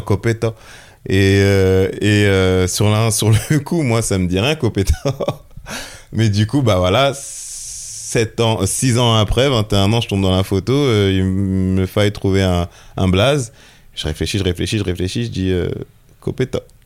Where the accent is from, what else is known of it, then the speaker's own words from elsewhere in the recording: Melun, Île-de-France, France; also born or lived in Togo; je suis né ici à Melun